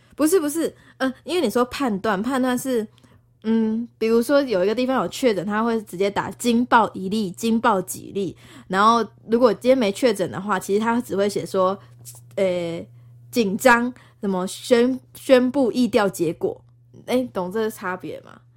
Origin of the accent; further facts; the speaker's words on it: Tainan, Taiwan; moved away; also born or lived in Taipei; 我小时候很会讲台语，我台南人